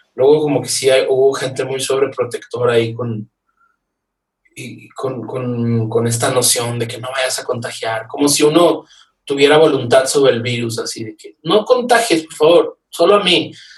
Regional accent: Nuevo Laredo, Tamaulipas, Mexico; now in Mexico City, Mexico; yo soy de Nuevo Laredo

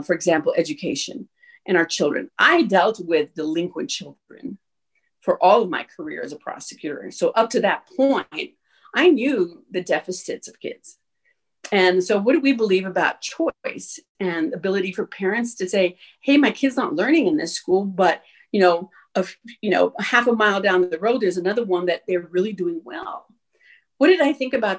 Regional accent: El Paso, Texas, United States; moved away as an adult; also born or lived in Oklahoma / New Mexico; born and raised in El Paso

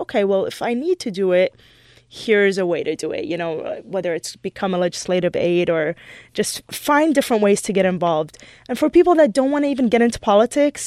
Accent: United States; also born or lived in Michigan / Los Angeles; I'm Middle Eastern, but I was born and raised in this country

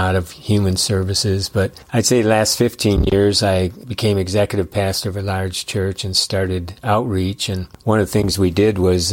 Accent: Detroit, Michigan, United States; I was born in Detroit, identical twin.

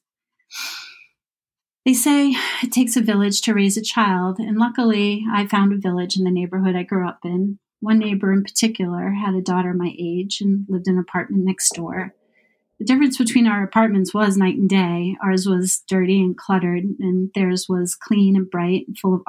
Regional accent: Boston, Massachusetts, United States; growing up in Boston was great.

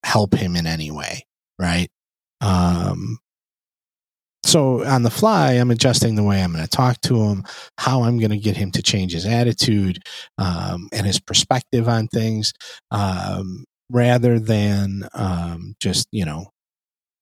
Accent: United States; I was born and raised in the States

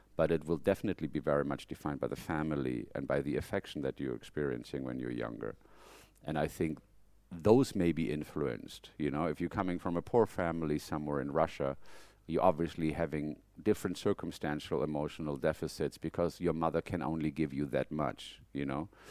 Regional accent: Germany; moved away as an adult; now in United States; am I a very German person? No, because when I'm in Germany, I feel I'm not at home

